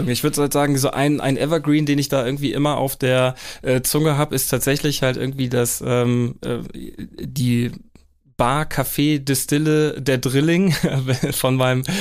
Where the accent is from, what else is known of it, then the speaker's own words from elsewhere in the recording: Kappeln, Schleswig-Holstein, Germany; dann ist die ganze Region äh, Schlei, Ostsee, da wo ich herkomme aus Kappeln, definitiv eine richtig ähm, schöne Gegend.